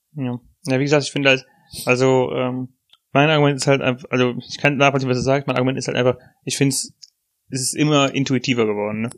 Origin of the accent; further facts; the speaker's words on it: Germany; Als Deutscher